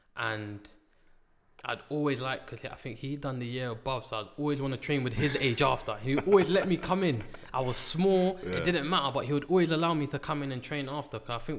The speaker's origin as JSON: {"language": "English", "region": "London", "country": "United Kingdom", "tie": "born or raised there", "said": "named Riano, St. Raph's Estate."}